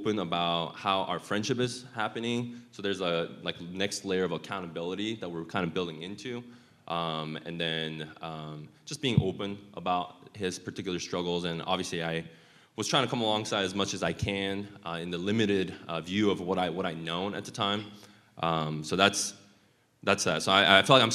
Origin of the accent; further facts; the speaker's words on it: Utah, United States; I grew up in Utah for 20 plus years as well